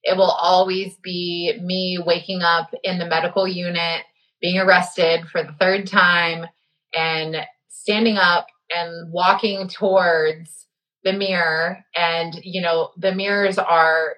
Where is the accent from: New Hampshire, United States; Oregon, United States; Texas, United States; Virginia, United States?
Texas, United States; now in Florida, United States; born and raised in Texas and now in Florida